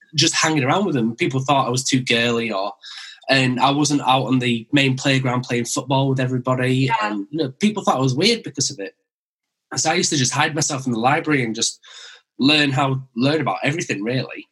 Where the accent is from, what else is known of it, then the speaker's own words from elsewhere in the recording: Wakefield, Yorkshire and the Humber, United Kingdom; accent: Brummy; also born or lived in West Bromwich; I was born in West Bromwich near Birmingham, and then I moved to Wakefield when I was five